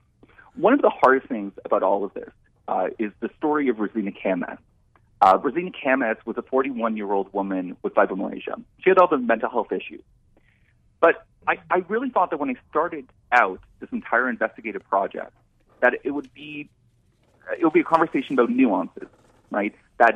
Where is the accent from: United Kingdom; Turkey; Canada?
Canada; I'm a Canadian citizen.